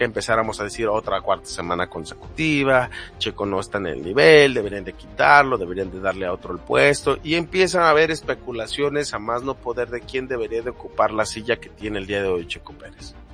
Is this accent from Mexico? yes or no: yes; Mexico; lamentablemente como mexicanos muchas veces hemos dejado a la deriva a los comentarios de personas que dicen que son los mejores del mundo